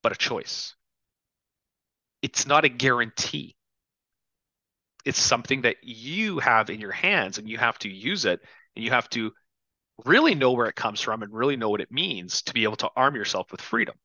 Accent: Canada; now in United States; as a Canadian expat

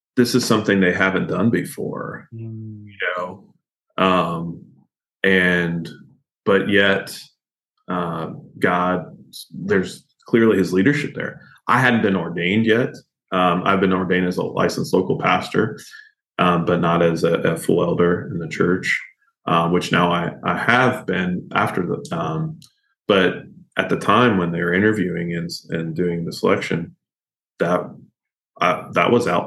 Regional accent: Kentucky, United States; I grew up here in Kentucky

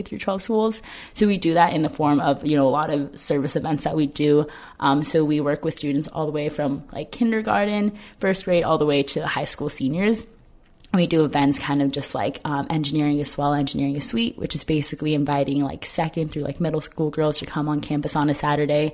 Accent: Ontario, California, United States; I'm originally from Ontario, California

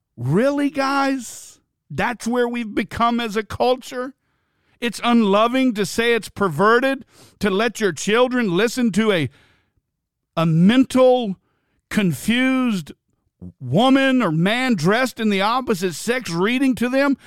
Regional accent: Bluffton, United States; in Bluffton in my hometown

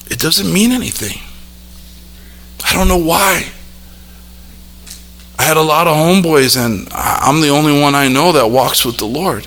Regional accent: South El Monte, California, United States; also born or lived in Los Angeles; I grew up born in L.A. and grew up in South El Monte

